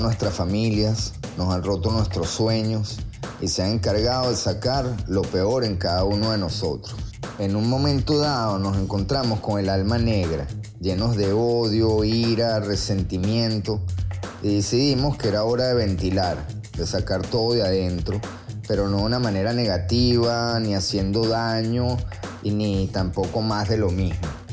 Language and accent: Spanish; Venezuela; moved away; como venezolanos que nos vivimos la Venezuela de los 70, 80 y 90